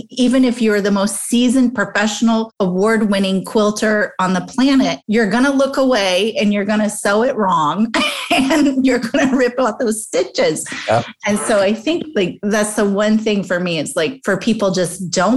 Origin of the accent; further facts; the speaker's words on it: Midwest, United States; moved away as an adult; also born or lived in New York City; I was a girl from the Midwest, now in New York City, way too young